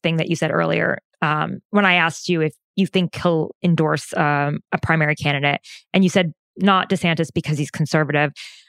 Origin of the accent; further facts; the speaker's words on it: New Jersey, United States; we're both from New Jersey